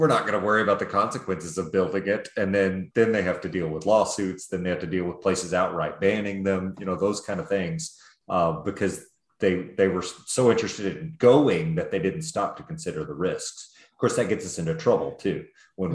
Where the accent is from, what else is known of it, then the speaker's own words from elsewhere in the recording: Dallas, Texas, United States; I grew up in Dallas